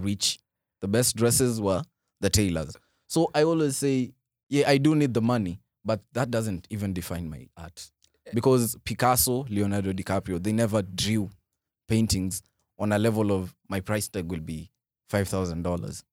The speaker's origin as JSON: {"language": "English", "town": "Kisii", "region": "Kisii County", "country": "Kenya", "tie": "born or raised there", "also_born_or_lived": "Umoja, Nairobi", "moved": "yes", "lives_now": "Nairobi, Kenya", "said": "my hometown, born, born in Kisii"}